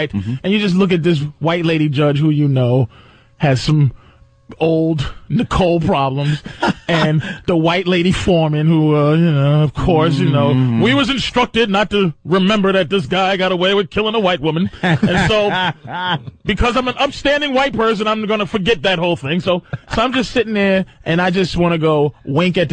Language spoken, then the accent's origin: English; Boston, Massachusetts, United States; I grew up in Boston